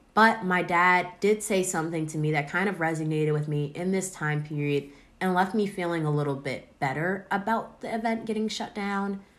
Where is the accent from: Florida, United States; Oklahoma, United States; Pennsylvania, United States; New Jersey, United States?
Pennsylvania, United States; Aston; born or raised there